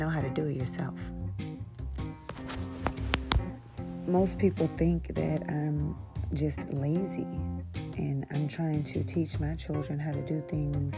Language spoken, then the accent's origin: English; St. Louis, Missouri, United States; also born or lived in Texas; I'm from St. Louis. I'm from Texas, but I was raised in St. Louis